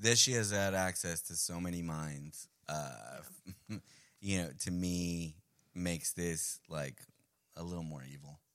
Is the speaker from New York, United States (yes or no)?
yes; New York City, New York, United States; first language Spanish; English is a second language; also born or lived in Medellin, Colombia; Diane and I grew up in Queens.